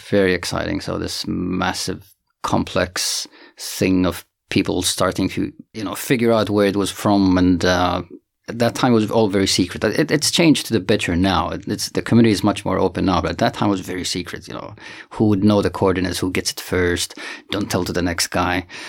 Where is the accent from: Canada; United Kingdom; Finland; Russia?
Finland; moved away as an adult; also born or lived in Santiago, Chile / Boston, United States; now in South Africa; I'm originally from Finland